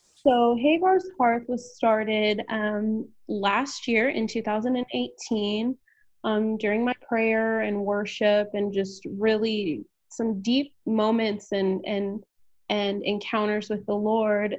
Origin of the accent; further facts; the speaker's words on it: San Antonio, Texas, United States; moved away as an adult; also born or lived in Houston, Texas; now in Austin, United States; I am originally from San Antonio, Texas